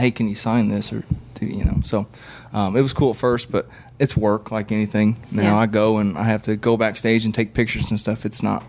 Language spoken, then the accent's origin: English; Indianapolis, Indiana, United States; born or raised there